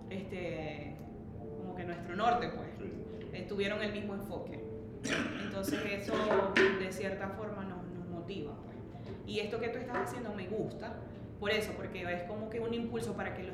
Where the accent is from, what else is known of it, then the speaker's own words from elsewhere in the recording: Maracaibo, Zulia, Venezuela; accent: maracucho; moved away as an adult; also born or lived in Orlando, Florida / Indiana; now in Westfield, United States; amo mi país, amo mi patria, amo mi gente, soy 100% maracucha.